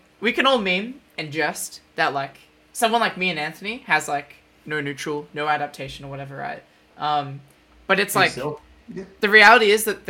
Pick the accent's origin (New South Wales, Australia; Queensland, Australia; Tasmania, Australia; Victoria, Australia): Victoria, Australia; Melbourne; I'm from Collingwood, so I go for Collingwood.